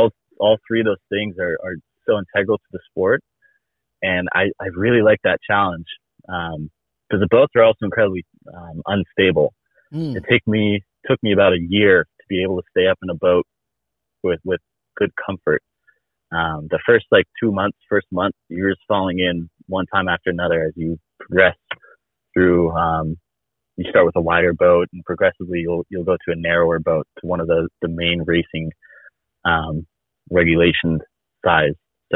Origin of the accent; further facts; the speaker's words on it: Gig Harbor, Washington, United States; I'm from Gig Harbor